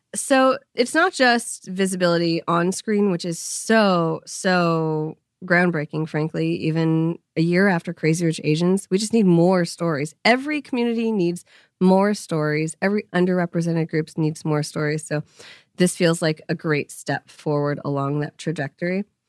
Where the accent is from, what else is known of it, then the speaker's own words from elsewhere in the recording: Bay Area, California, United States; I grew up in Bay Area in the nineties